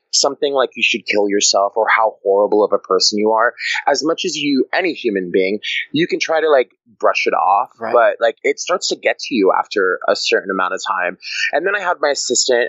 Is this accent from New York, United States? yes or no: yes; New York City, New York, United States; also born or lived in Maine; I'm from New York City.